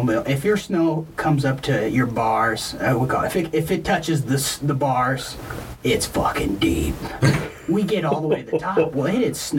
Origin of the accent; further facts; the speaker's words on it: Lincoln, Montana, United States; Growing up in Lincoln, Montana, you had a snowmobile